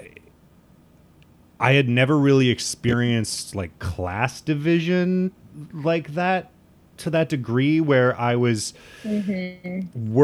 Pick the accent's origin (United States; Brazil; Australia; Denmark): United States; Midwest; moved away as an adult; now in New York, United States; coming from the Midwest